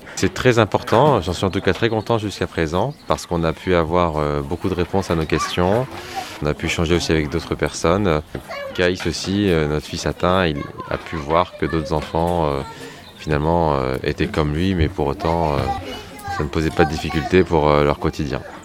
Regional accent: Saint-Nazaire, Pays de la Loire, France; je suis de Saint-Nazaire

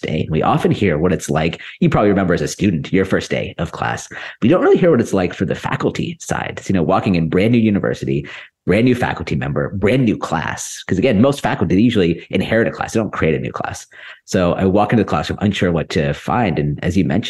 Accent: Silicon Valley Bay Area, California, United States; I grew up in the Silicon Valley Bay Area

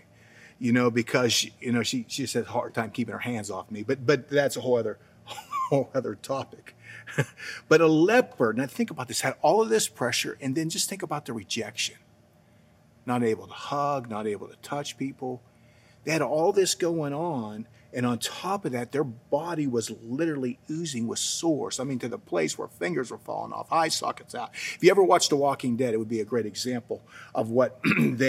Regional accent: New Castle, Pennsylvania, United States; moved away; I grew up in Newcastle, Pennsylvania.

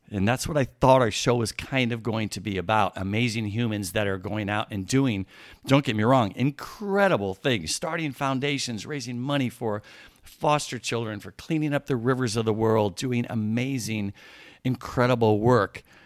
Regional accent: Midwest, United States; now in California, United States; I grew up in the Midwest

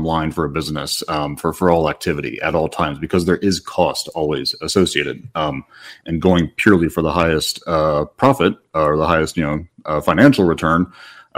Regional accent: Midwest, United States; moved away; Originally born and raised in the Midwest, and have had the privilege of living in four countries and three continents

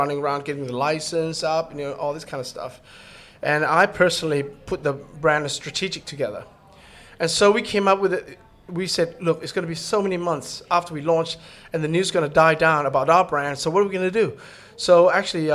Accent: Thailand; I'm from Thailand

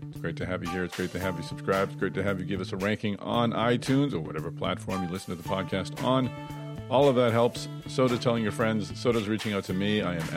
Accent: Boston, Massachusetts, United States; Boston, my hometown.

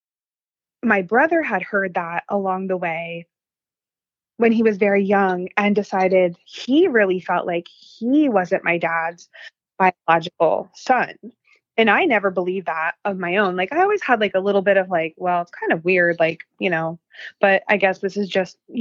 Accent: Pennsylvania, United States; I grew up in Pennsylvania

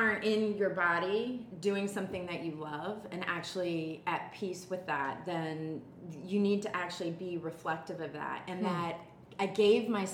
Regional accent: Dayton, Ohio, United States; I grew up in Dayton, Ohio with Kim

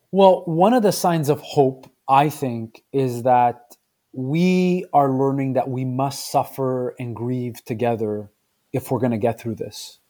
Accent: Quebec, Canada; also born or lived in Southern Italy (ancestry); I was born in Canada, but my parents are from Southern Italy. and hearing immigrant stories and growing up in the multilingual space

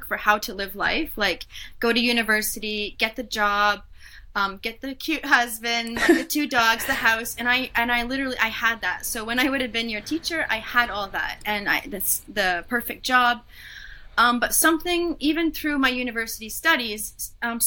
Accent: Canada; moved away as an adult; now in Switzerland; I am Canadian, I guess, but I'm living in Switzerland

